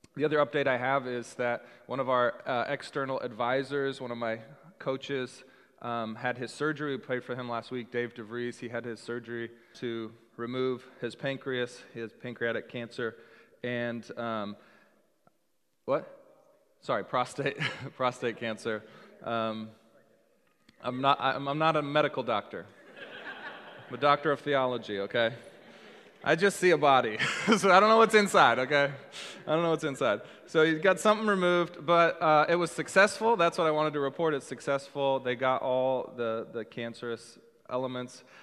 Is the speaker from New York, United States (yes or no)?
no; Seattle, Washington, United States; also born or lived in Texas; I'm from Seattle